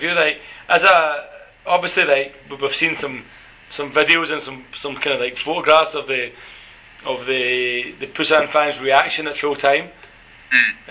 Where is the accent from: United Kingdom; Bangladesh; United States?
United Kingdom; Scotland; now in South Korea; I'm the Scottish one.